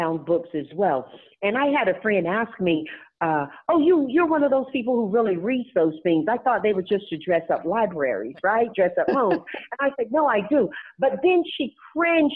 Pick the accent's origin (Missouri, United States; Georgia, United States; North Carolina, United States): North Carolina, United States; Tarboro; now in California, United States; when I grew up in Tarboro, North Carolina